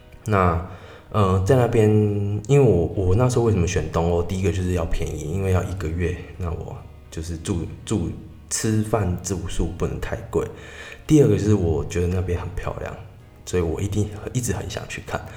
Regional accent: Tainan, Taiwan; 因为我就是台南人嘛，我很常去奇美博物馆。

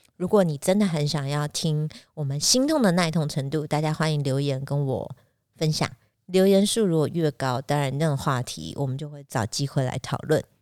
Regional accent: Taiwan; 我们讲台语应该叫普普冲

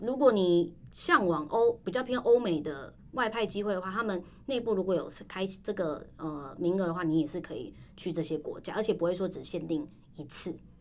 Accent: Taiwan; 就是我们台湾人。

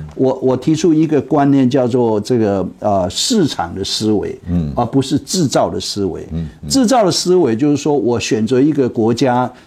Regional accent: Taiwan; moved away as an adult; also born or lived in Beijing, China; 我身为一个，呃，台湾人

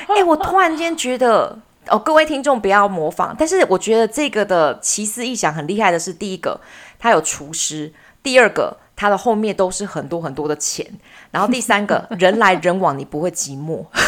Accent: Taiwan; 只有我们两个台湾人在用台语当密语

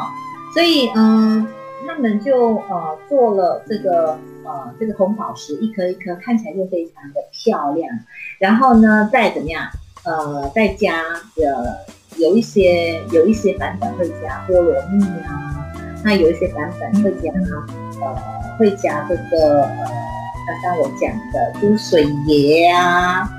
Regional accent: Penang, Malaysia; 我们呃像我是北部人，那呃我们去泰国，嗯，只要两个半小时就可以抵达边界了。所以我们常常是嗯去去去泰国玩，呃，然后过了一个晚上啊、哦，然后再回到再回到这个呃槟城这样。

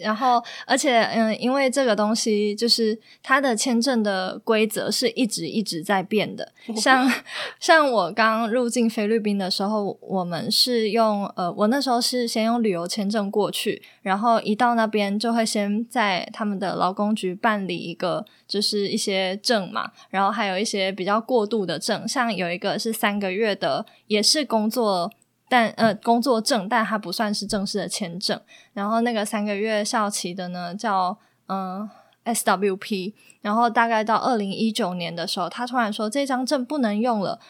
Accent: Taiwan; moved away as an adult; now in Philippines; 在台湾像我们这些社会新鲜人

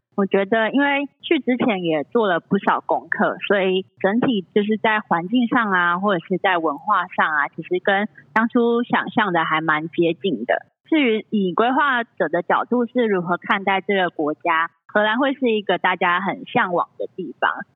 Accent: Tainan, Taiwan; also born or lived in Netherlands; 其实我本身是台南人

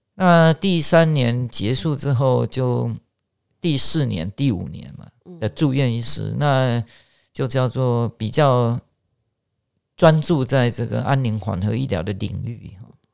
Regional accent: Chiayi, Taiwan; 我是嘉义人

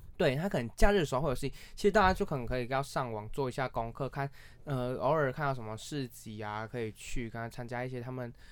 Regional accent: near Douliu, Yunlin County, Taiwan; 其实斗六离我老家也不远哦，我就可以骑车过去吃看看

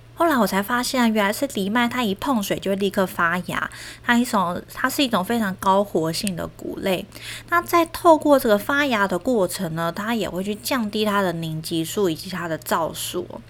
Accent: Taiwan; 我们台湾人

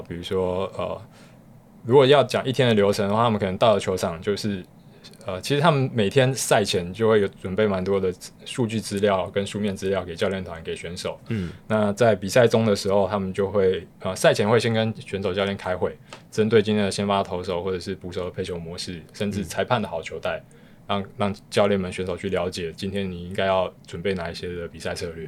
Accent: northern Taiwan, Taiwan; 加上我是北部人

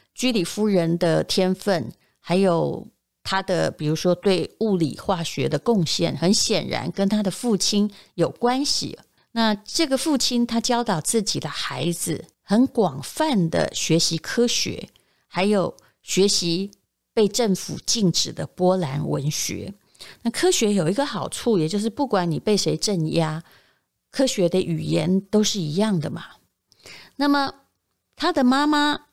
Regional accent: Yilan County, Taiwan; 我在宜兰长大，随着青春期上国中之后

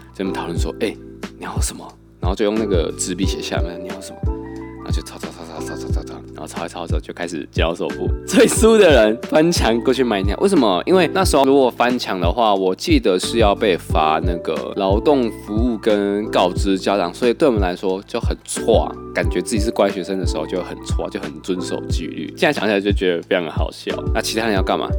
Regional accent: southern Taiwan, Taiwan; 我们国小，小时候在南部念书，因为我是南部，我是在这边的小学

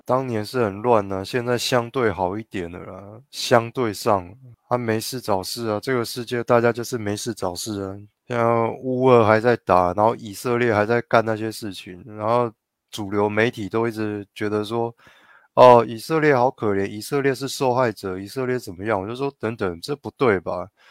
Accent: Taiwan; 我台湾人自家的领空

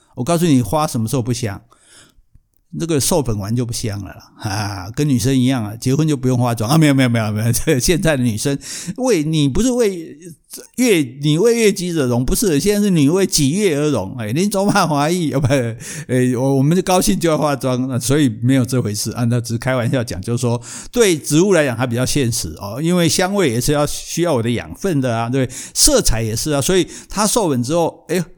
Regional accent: Kaohsiung, Taiwan; 我们高雄人嘛

